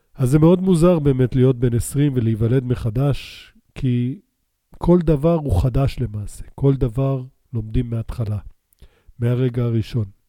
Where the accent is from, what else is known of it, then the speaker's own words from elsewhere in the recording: Beersheba, Southern District, Israel; also born or lived in Canada; גדלנו בבאר שבע, אחרי שעלינו לישראל מקנדה, שם נולדתי